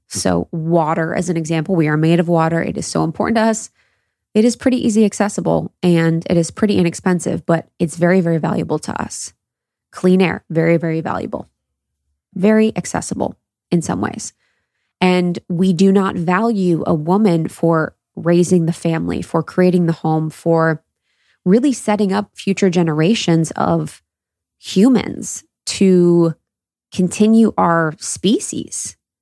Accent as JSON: {"language": "English", "region": "Midwest", "country": "United States", "tie": "born or raised there", "said": "my experience of growing up in the Midwest"}